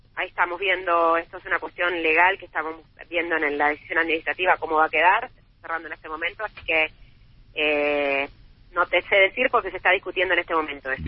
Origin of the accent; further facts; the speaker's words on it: Santa Fe, Argentina; yo soy de Santa Fe, yo no soy de Temperley